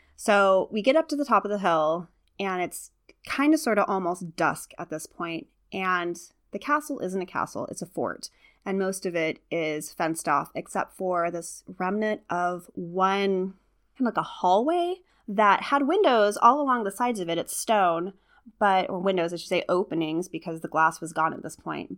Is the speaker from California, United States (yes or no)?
yes; California, United States; moved away; I'm from California originally. We don't have fireflies